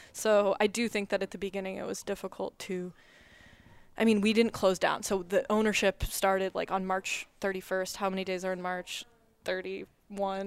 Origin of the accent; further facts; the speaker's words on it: Orinda, California, United States; moved away as an adult; now in Ann Arbor, United States; I am originally from Arinda, California, which is in the East Bay